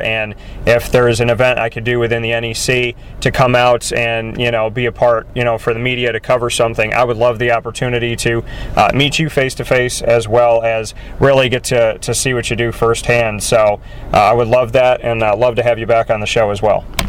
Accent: Syracuse, New York, United States; Syracuse is my hometown, and uh, I uh, came back up here to start my company.

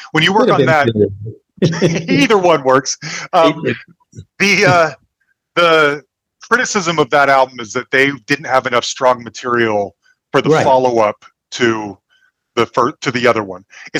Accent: Salt Lake City, Utah, United States; I'm a little kid growing up in Salt Lake City

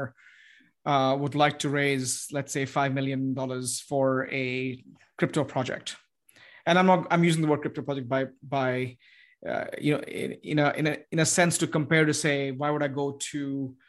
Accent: United States; as an American, as who lives in the United States

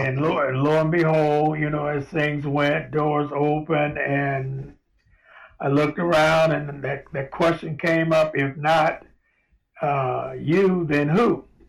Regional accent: Los Angeles, California, United States; moved away; I grew up in South Central Los Angeles in Watts

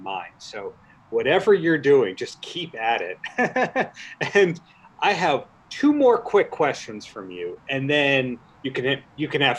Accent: New York, United States; I'm from New York. I lived most of my life in New York

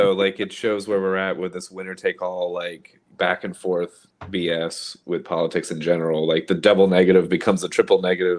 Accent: Florida, United States; I'm from Florida, too, actually

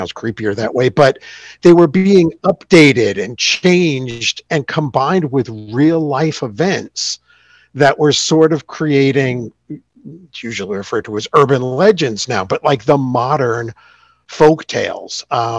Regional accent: New York, United States; I was born and raised in the Hudson Valley of New York State in the shadow of the Catskill Mountains.

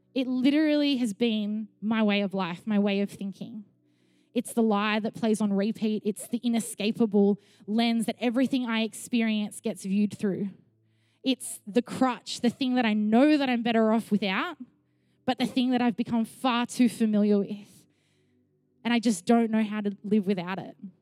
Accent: Sydney, New South Wales, Australia; also born or lived in Melbourne; When I was seven, my mum and I moved from Melbourne to Sydney

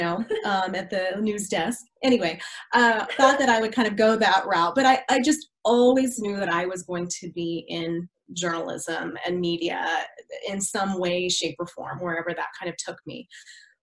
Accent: Colorado, United States; also born or lived in Kentucky / Dallas, Texas; When I was 12, I was here in Colorado, so I'm a semi-native. I actually am originally from Kentucky. My entire family was all born and bred in Kentucky, and a lot of them still live there to this day. We moved out here when I was probably 10

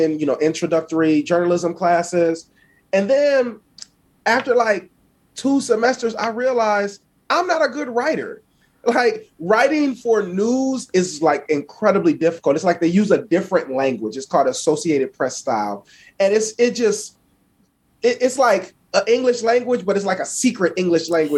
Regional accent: Buffalo, New York, United States; I'm from Buffalo, New York. I grew up on the east side of Buffalo

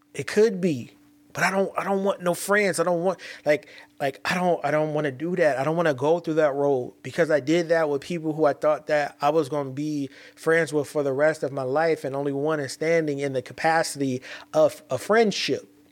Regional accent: California, United States; I'm from Cali

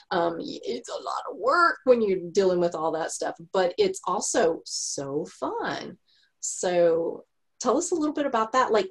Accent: Texas, United States; I'm a Texan.

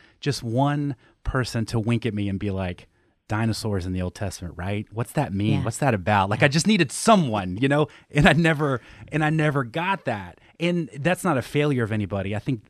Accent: Southeast, United States; so I grew up in the Southeast, Southern Baptist, Christianity, like the whole thing.

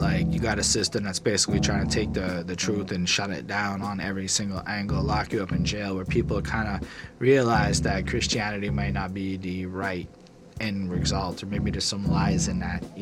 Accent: Canada; I'm not an American. I'm a Canadian

